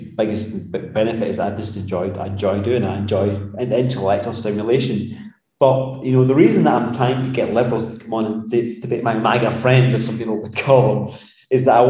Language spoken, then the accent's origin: English; Scotland, United Kingdom; moved away; I'm a Scotsman